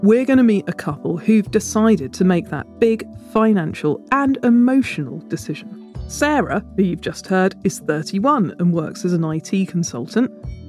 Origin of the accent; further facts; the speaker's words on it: Hitchin, East of England, United Kingdom; I was born in Hitchin.